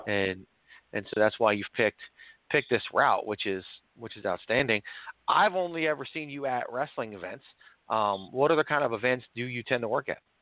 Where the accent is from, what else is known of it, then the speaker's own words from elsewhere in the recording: Virginia, United States; also born or lived in New York; I was born in New York, but I actually grew up in Virginia